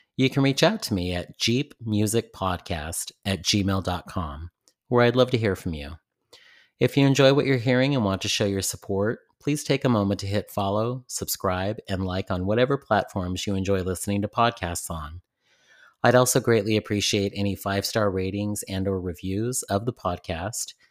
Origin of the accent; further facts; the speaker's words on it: San Francisco Bay Area, California, United States; in my own community growing up in the San Francisco Bay Area